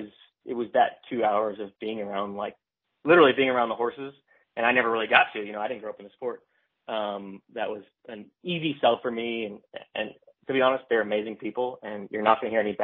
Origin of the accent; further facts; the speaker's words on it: close to Saratoga, New York, United States; I grew up in New York, close to Saratoga.